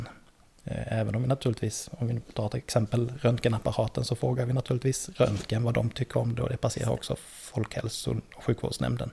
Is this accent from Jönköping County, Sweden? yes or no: no; Laholm, Halland County, Sweden; moved away as an adult; also born or lived in Linköping; now in Värnamo, Sweden; jag är uppväxt eh, utanför Laholm mm. på västkusten